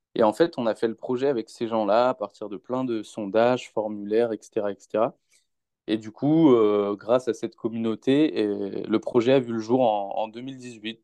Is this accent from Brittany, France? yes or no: yes; Rennes, Brittany, France; moved away as an adult; now in Lyon, France; je suis originaire de Rennes, mais euh, je vis sur Lyon là, depuis près de deux ans